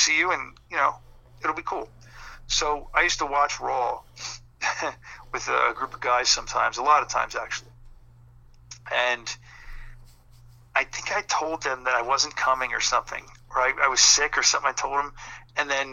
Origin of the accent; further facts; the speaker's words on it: Philadelphia, Pennsylvania, United States; my hometown, like Philly